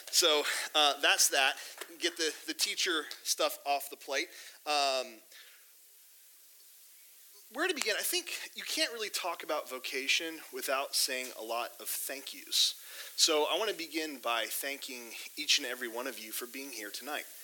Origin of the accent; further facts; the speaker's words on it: Sao Paulo, Brazil; I grew up in Sao Paulo, Brazil. My mom and dad do church planting. They currently live in Portugal. My brother and sister live down in Brazil.